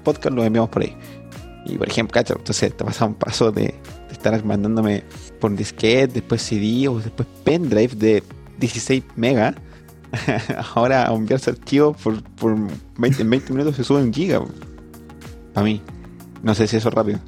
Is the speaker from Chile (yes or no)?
yes; Constitución, Maule, Chile; yo vengo de Constitución, de San Rosendo